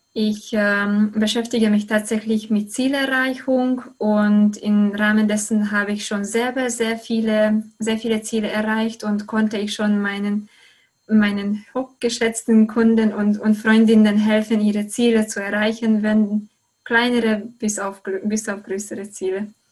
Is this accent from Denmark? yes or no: no; Hungary; German is a second language; moved away as an adult; now in Germany; ich komme aus Ungarn